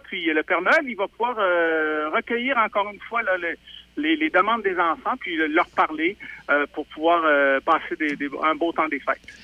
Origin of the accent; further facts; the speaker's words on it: Beauce, Quebec, Canada; now in Écureuils, Canada; je suis beauceron d'origine, mais je suis maintenant rendu écurelois